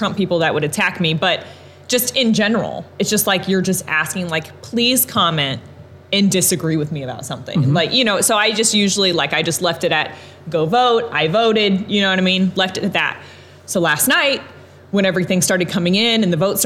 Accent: Evansville, Indiana, United States; I've been born and raised in Evansville my entire life.

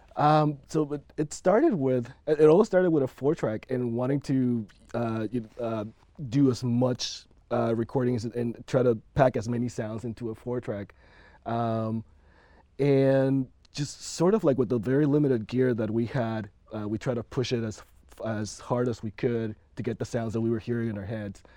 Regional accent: Panama; moved away; I'm originally from Panama

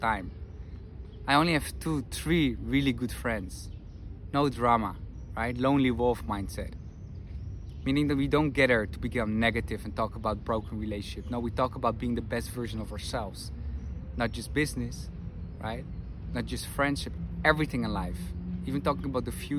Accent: Netherlands; moved away as an adult; now in Madrid, Spain; I'm from the Netherlands, currently live in Madrid

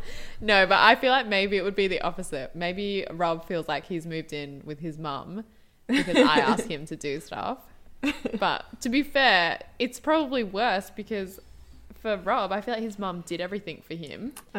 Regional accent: South Africa; I am from South Africa.

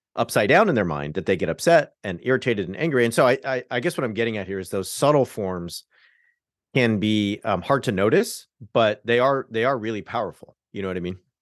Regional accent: Southern California, United States; I'm from Southern California, so I converted at, like, a mega church

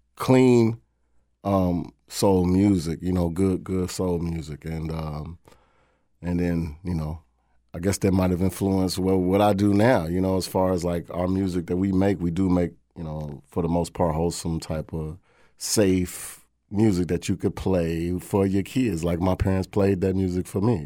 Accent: Louisville, Kentucky, United States; Louisville, Kentucky

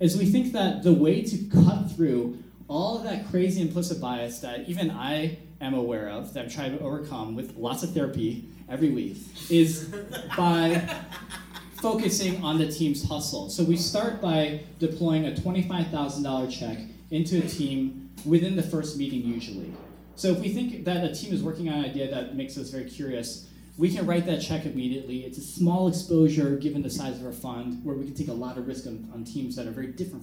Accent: Bloomfield Hills, Michigan, United States; moved away as an adult; also born or lived in California; I grew up in Bloomfield Hills, Michigan.

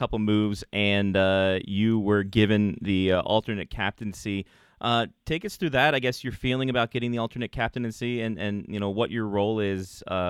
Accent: Maryland, United States; when I was growing up in the area

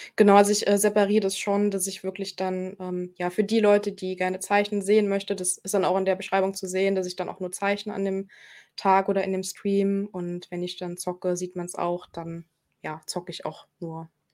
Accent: Germany; hier bei uns in Deutschland

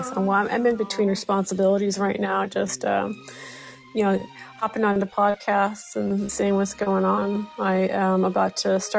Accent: Pacific Northwest, United States; I am from the Pacific

